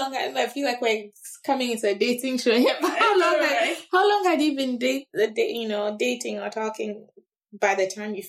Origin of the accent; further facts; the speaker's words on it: Ghana; I'm from Ghana